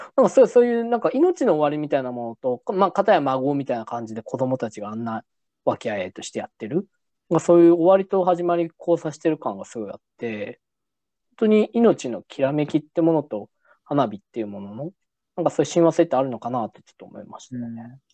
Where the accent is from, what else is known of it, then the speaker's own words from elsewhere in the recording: Nagasaki, Japan; moved away; 実は僕、その長崎出身なんですね。